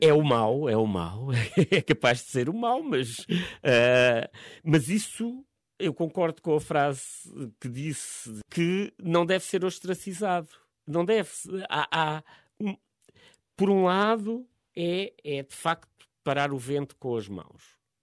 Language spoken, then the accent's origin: Portuguese; Évora, Alentejo, Portugal; moved away as an adult; now in Lisbon, Portugal; eu não, não sou da, originalmente da, da, zona de Lisboa, sou do, venho do Alentejo, de Évora